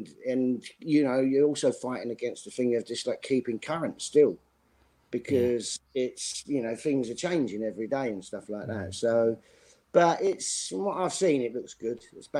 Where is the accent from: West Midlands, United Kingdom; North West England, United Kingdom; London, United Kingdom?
London, United Kingdom; Custom House; I grew up in Custom House. E16, and you know, my dad, granddad, great granddad, it just gets passed down, and it's still to this day.